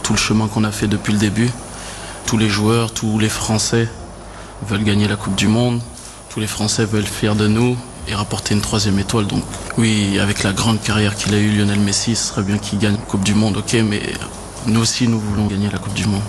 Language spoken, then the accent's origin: French; France